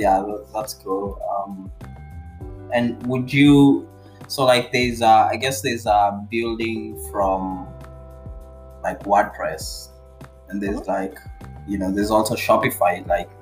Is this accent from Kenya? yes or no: yes; Kenya; I'm from Kenya